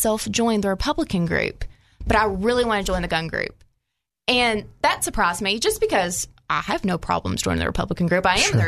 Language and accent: English; Paragould, Arkansas, United States; So I lived in small town Arkansas. I'm from Paragold